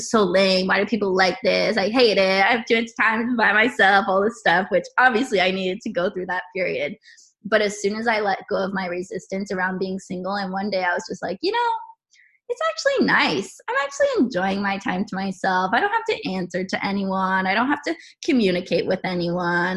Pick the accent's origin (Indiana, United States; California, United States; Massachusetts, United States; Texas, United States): California, United States; San Diego; moved away as an adult; now in Columbus, United States; I am originally from California. I'm a California girl, and right now I'm currently living in Columbus, Ohio